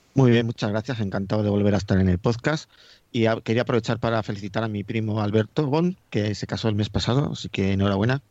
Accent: Madrid, Community of Madrid, Spain; now in Getafe, Spain; yo yo soy de Madrid, vivo en Getafe

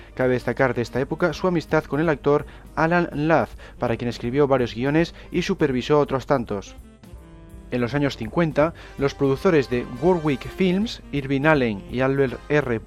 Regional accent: Cantabria, Spain; como los tres somos aquí de Cantabria

